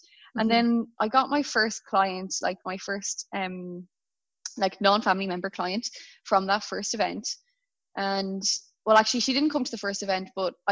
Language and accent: English; Dublin, Leinster, Ireland; moved away as an adult; now in Melbourne, Australia; I'm in Melbourne and I'm from Dublin.